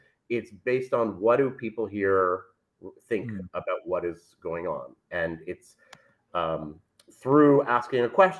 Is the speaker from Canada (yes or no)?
yes; Ottawa, Ontario, Canada; moved away as an adult; now in Tel Aviv, Israel; I'm from Ottawa, Canada. I'm Canadian. I grew up there and in a very boring city. I came to Israel kind of more on a dare than anything else from a friend.